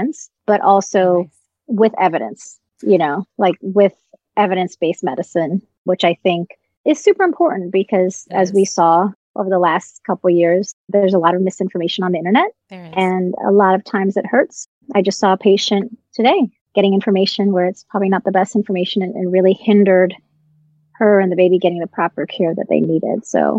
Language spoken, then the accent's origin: English; Virginia, United States; as well as Postpartum Support Virginia in my home state.